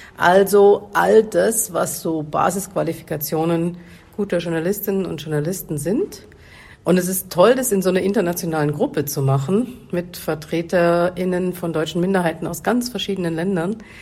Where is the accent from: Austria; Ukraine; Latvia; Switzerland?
Ukraine; Kremenchuk, Poltava Oblast; Ich komme aus der Ukraine, aus äh, der Stadt Kremenchuk, Poltava-Gebiet.